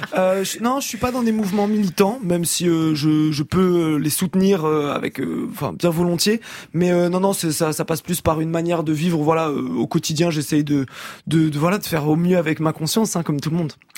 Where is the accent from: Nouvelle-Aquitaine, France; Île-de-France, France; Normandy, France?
Normandy, France; Rouen; now in Paris, France; je suis de Rouen à l'origine